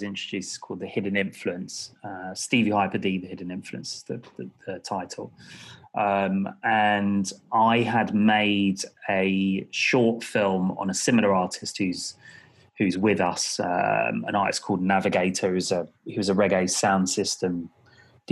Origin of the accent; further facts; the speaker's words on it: London, United Kingdom; moved away as an adult; also born or lived in Canada; now in Brighton, United Kingdom; I was born in Hammersmith, grew up in Hammersmith and Fulham.